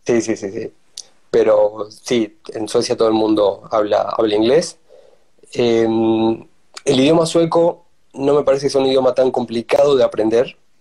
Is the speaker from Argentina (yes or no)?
yes; Tucumán, Argentina; moved away as an adult; also born or lived in Sweden; now in Denmark; soy de Tucumán